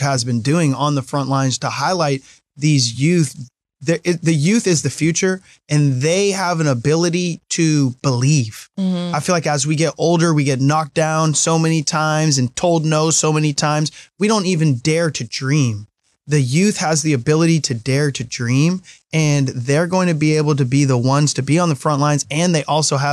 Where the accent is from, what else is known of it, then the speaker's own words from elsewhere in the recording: Mill Creek, Washington, United States; also born or lived in Los Angeles; I was raised in Mill Creek